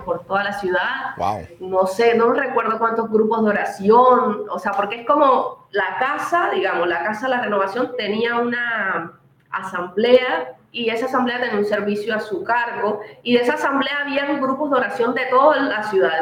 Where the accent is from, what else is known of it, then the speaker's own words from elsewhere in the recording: Cartagena, Bolívar, Colombia; moved away as an adult; also born or lived in Bogotá / Ecuador; Yo nací en un hogar en el Caribe, en Cartagena más específicamente